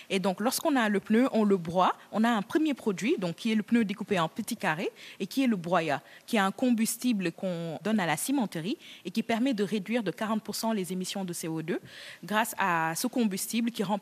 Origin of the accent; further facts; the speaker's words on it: Senegal; On voulait, en tant que Sénégalais, euh, vraiment nettoyer notre ville.